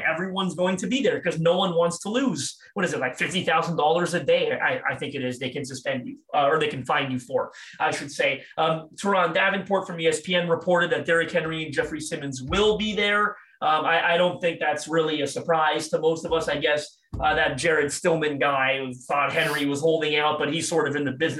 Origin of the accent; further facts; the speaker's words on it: Toronto, Ontario, Canada; I'm from Toronto, Canada